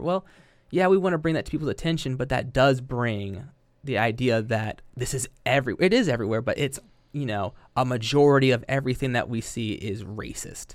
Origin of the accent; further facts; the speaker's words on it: Yellow Springs, Ohio, United States; I grew up in Yellow Springs